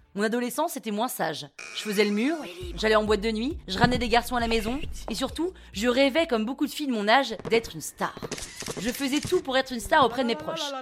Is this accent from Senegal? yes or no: no; Toulouse, Occitania, France; accent: Toulouse accent; moved away as an adult; also born or lived in Chongqing; je décide de rentrer à Toulouse. D'où mon accent, que vous n'entendez pas là tout de suite, mais je vous jure qu'en vrai j'en ai un.